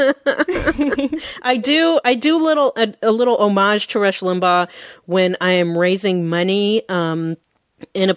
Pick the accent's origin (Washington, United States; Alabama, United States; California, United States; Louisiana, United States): Washington, United States; Seattle; I was born and raised in Seattle, and I still work here in Seattle.